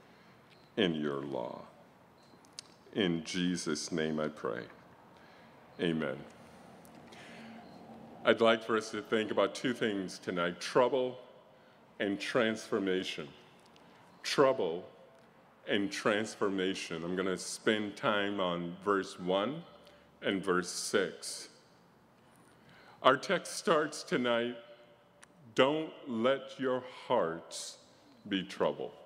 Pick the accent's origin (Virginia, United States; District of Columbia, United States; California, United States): District of Columbia, United States; Washington; I was born in Washington, D.C.